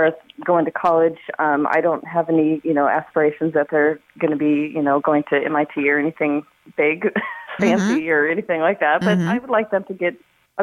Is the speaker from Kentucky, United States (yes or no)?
no; Montana, United States; moved away; Originally, I'm from Montana.